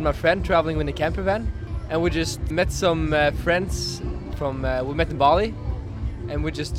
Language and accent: English; Norway; I'm from Norway, a small town on the west coast. Actually, I'm just traveling around the world, and at the moment I'm in Australia